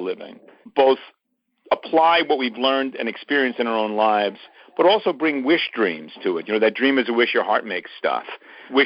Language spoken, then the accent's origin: English; New York City, New York, United States; growing up in Brooklyn in the 1950s, I was born in 50 and raised in Brooklyn